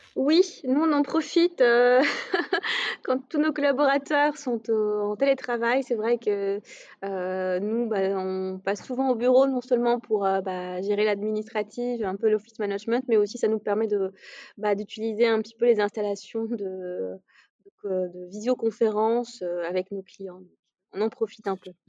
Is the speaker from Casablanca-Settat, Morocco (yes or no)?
yes; Casablanca, Casablanca-Settat, Morocco; moved away as an adult; now in Paris, France; je suis née, j'ai grandi au Maroc, à Casablanca.